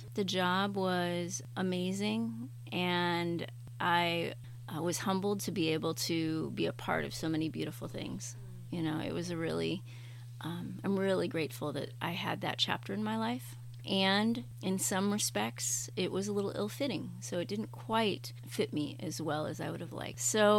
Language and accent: English; Chicago and Indianapolis, Midwest, United States; moved away as an adult; also born or lived in Canada / San Diego / New York City; now in Maine, United States; I am a Midwest gal. I grew up in Chicago and Indianapolis, and did some schooling up in Canada and Indiana